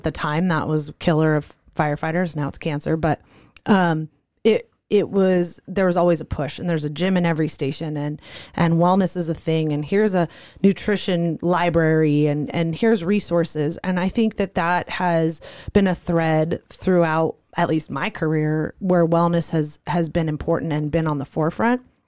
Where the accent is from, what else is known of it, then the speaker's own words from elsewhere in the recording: Santa Monica, California, United States; moved away as an adult; now in Arizona, United States; I grew up in California, Santa Monica, California